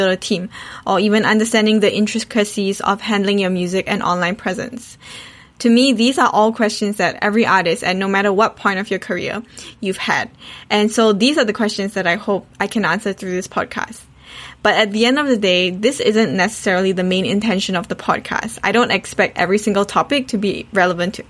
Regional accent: Perth, Western Australia, Australia; also born or lived in Singapore; I was born in Singapore but brought up in Australia

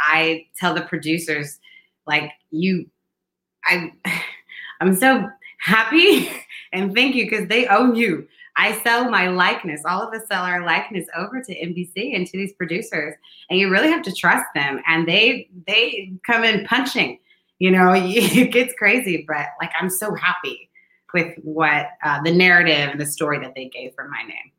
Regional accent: St. Louis, Missouri, United States; now in New York City, United States; I'm from St. Louis.

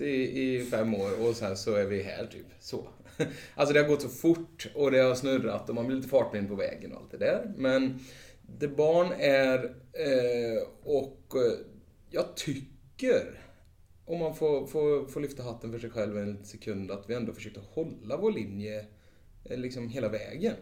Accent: Vara, Västra Götaland, Sweden; moved away; vi kommer just från, från Vara, landet, slätta, bönder

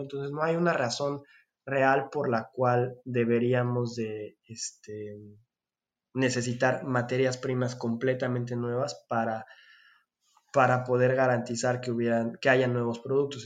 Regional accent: Mexico; moved away; soy mexicano

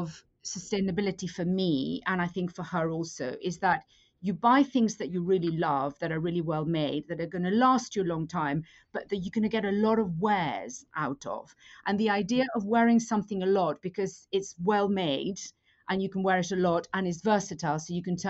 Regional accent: Madrid, Community of Madrid, Spain; moved away; I grew up in Madrid, and my mother had an antique business

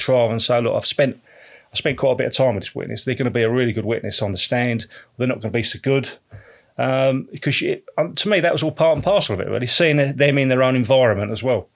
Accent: Canvey Island, East of England, United Kingdom; also born or lived in Canning Town, London; we moved down when we were sort of, uh, probably about two or three years of age. Moved down to Canvey Island

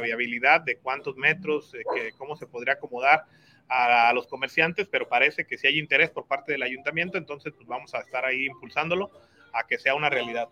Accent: Guadalajara, Jalisco, Mexico; now in Tonalá, Mexico; Yo nací en Guadalajara. Este, tengo aquí siete años viviendo en Tonalá.

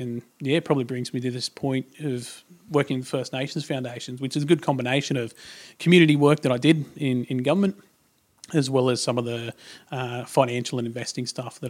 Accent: Tamworth, New South Wales, Australia; grew up in Tamworth, out in country New South Wales. One of six kids.

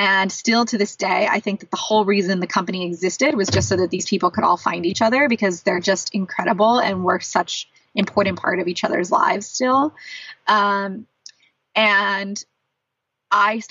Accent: San Diego, California, United States; also born or lived in San Francisco Bay Area, California; now in Los Angeles, United States; I'm from San Diego originally, which is about a 2-hour drive from there.

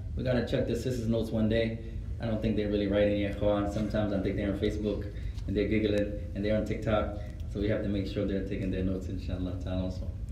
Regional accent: United States; I was born here.

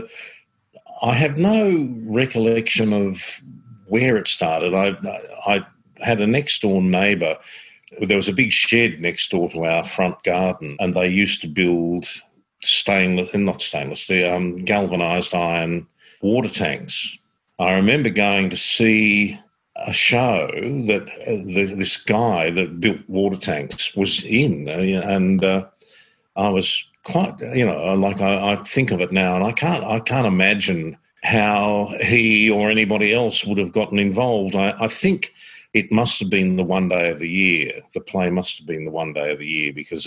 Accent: Croydon, Victoria, Australia; I grew up in Croydon in Victoria, which is about 20 k's that way.

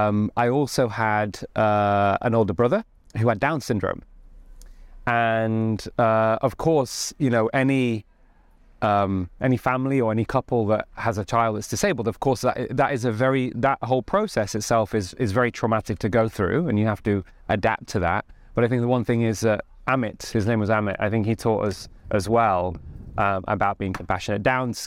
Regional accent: Stalybridge, North West England, United Kingdom; so I grew up in Greater Manchester in a town called Stalybridge.

